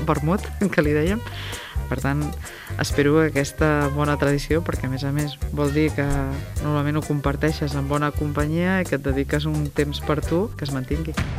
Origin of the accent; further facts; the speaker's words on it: Maçanet de la Selva, Catalonia, Spain; som de Massanet, sempre hem estat de Massanet